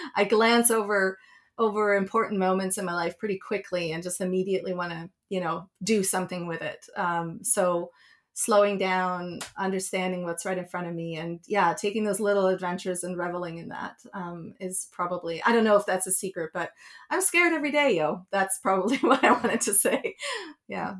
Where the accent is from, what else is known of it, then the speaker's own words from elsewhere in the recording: Switzerland; moved away; I grew up in Switzerland